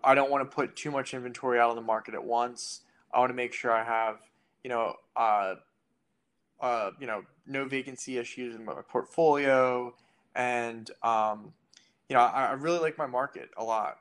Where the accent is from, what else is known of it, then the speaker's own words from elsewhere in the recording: United States; moved away as an adult; now in Philadelphia, United States; I grew up an hour outside of Philly